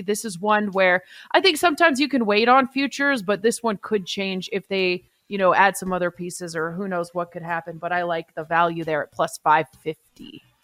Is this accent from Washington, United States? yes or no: yes; Seattle, Washington, United States; I grew up in Seattle